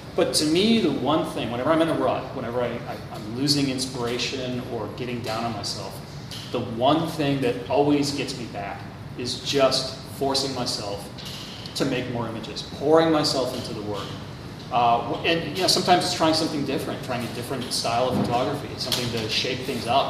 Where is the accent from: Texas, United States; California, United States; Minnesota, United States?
Minnesota, United States; Minneapolis; Minneapolis, my hometown